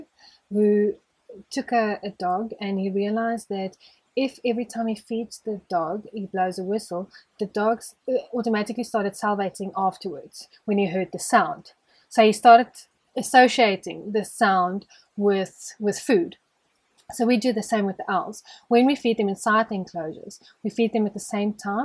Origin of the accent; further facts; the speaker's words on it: Johannesburg, Gauteng, South Africa; now in Hartbeespoort, South Africa; In Joburg, but not like city Joburg. I grew up on a plot, which is the suburb's called Poortview